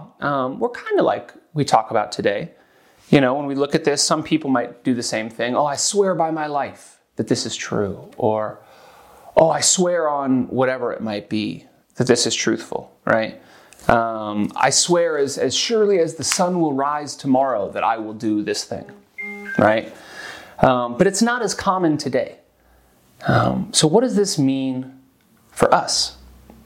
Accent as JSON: {"language": "English", "country": "United States", "moved": "as an adult", "lives_now": "Zurich, Switzerland", "said": "as an American"}